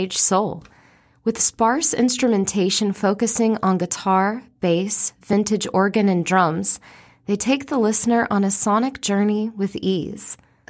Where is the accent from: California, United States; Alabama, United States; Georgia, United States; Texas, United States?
Georgia, United States; Atlanta; moved away; my hometown of Atlanta, Georgia